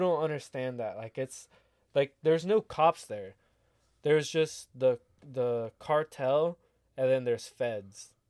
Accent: United States; accent: American; my accent, my American accent

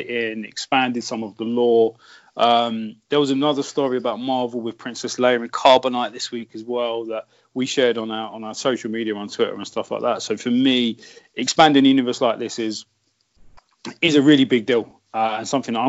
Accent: United Kingdom; I'm a Southerner

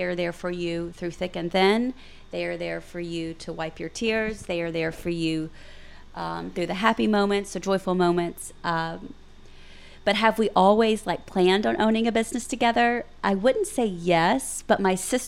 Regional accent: Pine Bluff, Arkansas, United States; now in Little Rock, United States; We're all from Pine Bluff, but we live here.

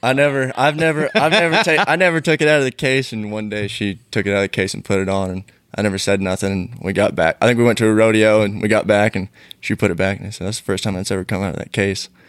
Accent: Canby, Oregon, United States; I grew up in Canby, Oregon

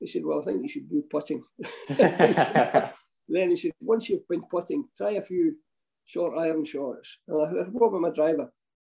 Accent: Hamilton, Scotland, United Kingdom; I was brought up in Hamilton

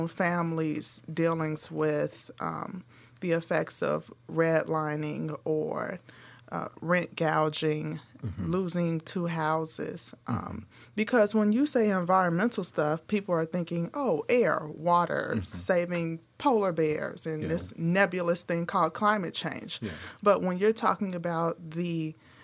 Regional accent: Chicago, Illinois, United States; we grew up in North Lawndale.

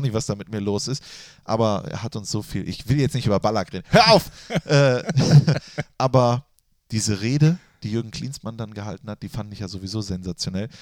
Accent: Germany; moved away; Ich bin in Reit aufgewachsen

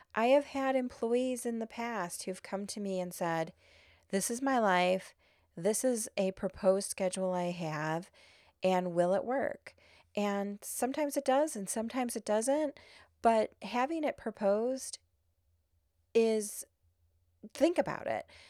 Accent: Illinois, United States; I'm not from New Orleans. I'm from Illinois.

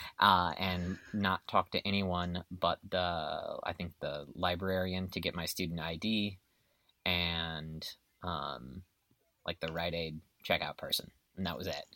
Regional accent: Illinois, United States; now in Texas, United States; I grew up in Illinois

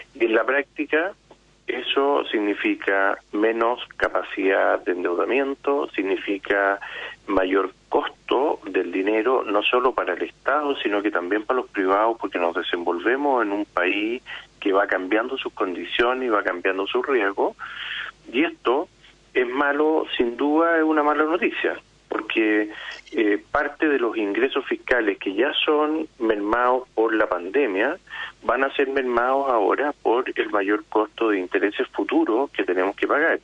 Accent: Chile; somos todos los chilenos

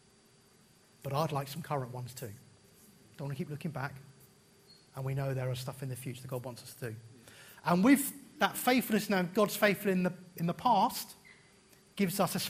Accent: United Kingdom; as British people

